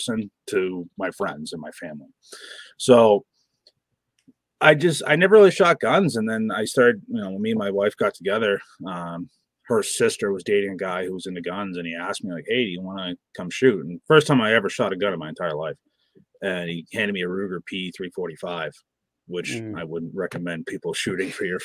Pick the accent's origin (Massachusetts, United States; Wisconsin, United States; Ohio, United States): Massachusetts, United States; I'm from Massachusetts